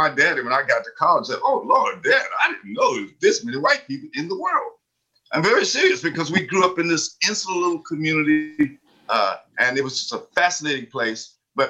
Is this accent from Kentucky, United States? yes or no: yes; Harlan, Kentucky, United States; moved away; I grew up in Eastern Kentucky, doing what you might call the days of rigid segregation.